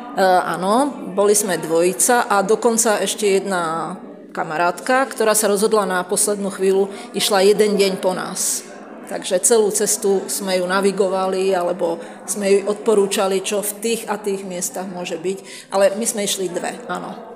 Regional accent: Slovakia; odkiaľ sme, že zo Slovenska

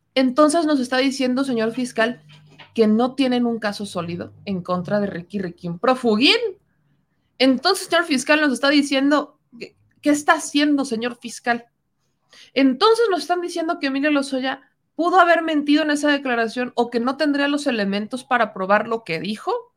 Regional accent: Mexico; nosotros como mexicanos

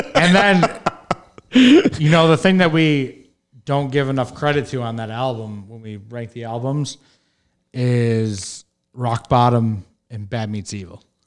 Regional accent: Detroit, Michigan, United States; I grew up in Detroit, Michigan

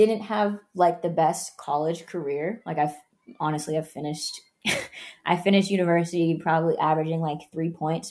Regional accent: Oakland, California, United States; also born or lived in Canada; I grew up in California

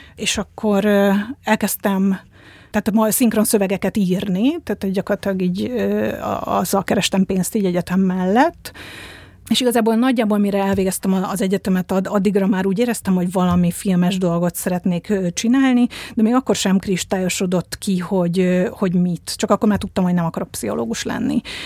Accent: Budapest, Hungary; 1978. szeptember 21-én születtem. Budapesten.

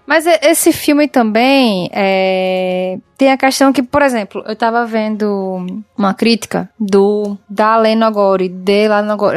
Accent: Northeast Brazil, Brazil; accent: nordestino

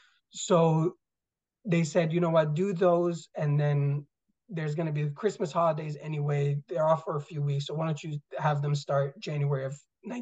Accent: Iskenderun, Hatay, Turkey; born there; So I was born in Turkey, so Iskenderun, Turkey, which actually last, you know, a couple of months ago was really impacted by the earthquake there.

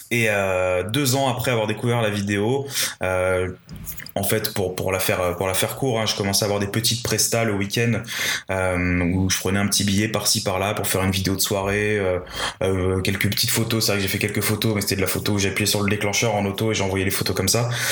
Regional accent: Paris, Île-de-France, France; je, suis, né, j'ai grandi à Paris, enfin en région parisienne

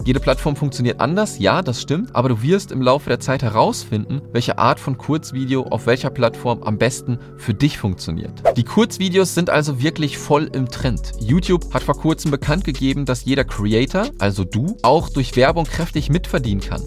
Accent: Germany; wir als Deutsche

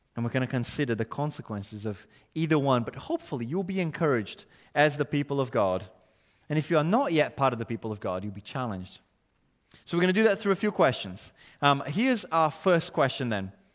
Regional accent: Brazil; English is a second language; now in United Kingdom; my accent shows this country is not my home. My citizenship is elsewhere.

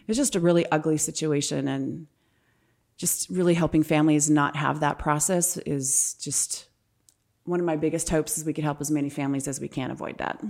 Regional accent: California, United States; moved away as an adult; also born or lived in Ohio; now in Power Ranch, Gilbert, Arizona, United States; I'm originally from California

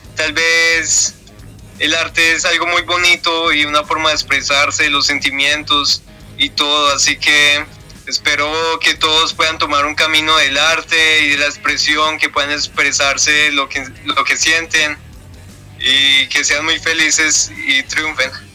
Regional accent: Pereira, Risaralda, Colombia; salimos pues de nuestra ciudad de Pereira

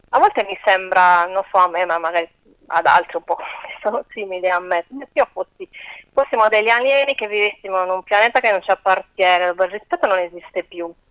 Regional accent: Corsica, France; born there; sono cresciuta, vabbè, come sono nata in Corsica, con le, le fiabe di Shah, Perol

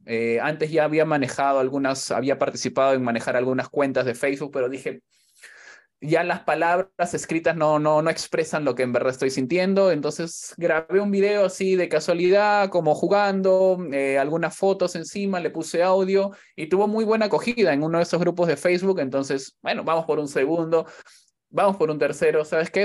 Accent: Callao, Peru; now in Spain; en el barrio, yo soy del Callao

